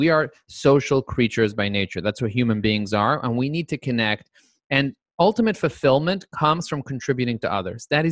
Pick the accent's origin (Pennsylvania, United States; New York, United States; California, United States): New York, United States; I'm a New Yorker